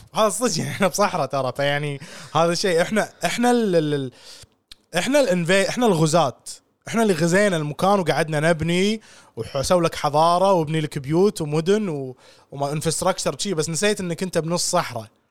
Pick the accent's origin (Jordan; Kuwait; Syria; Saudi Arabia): Kuwait; عندنا بالكويت